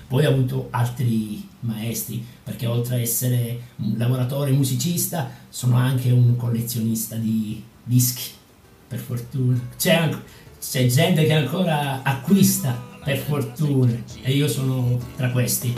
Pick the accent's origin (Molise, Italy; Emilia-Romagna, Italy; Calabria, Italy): Calabria, Italy; Villapiana; moved away as an adult; now in Padua, Italy; non vedevo l'ora di lasciare il mio paesino calabrese. Io sono di Villa Piana, che è un paesino sulla costa ionica